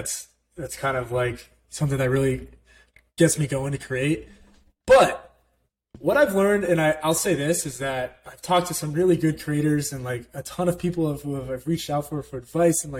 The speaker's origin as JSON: {"language": "English", "town": "Orlando", "region": "Florida", "country": "United States", "tie": "born or raised there", "said": "I grew up in Orlando, Florida"}